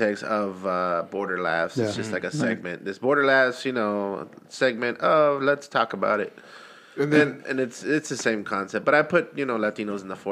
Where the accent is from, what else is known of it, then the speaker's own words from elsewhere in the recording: El Paso, Texas, United States; now in Austin, United States; I'm originally from El Paso, Texas, and I grew up in a border town